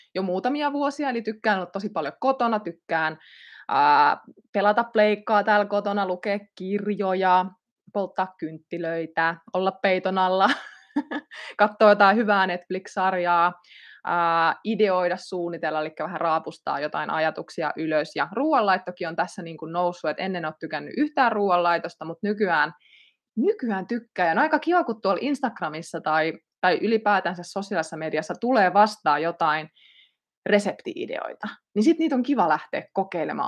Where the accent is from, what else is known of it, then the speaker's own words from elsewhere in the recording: Ilmajoki, South Ostrobothnia, Finland; Ilmajoki valikoitu yhdeksi näistä paikkakunniksi, eli olen sieltä kotosin